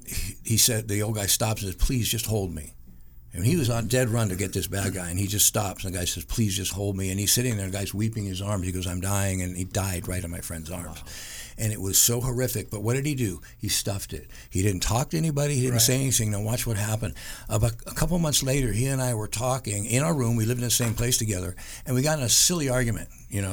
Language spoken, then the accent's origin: English; San Francisco, California, United States; now in Los Angeles, United States; One of my best friends that I grew up in high school with, we came from San Francisco out here together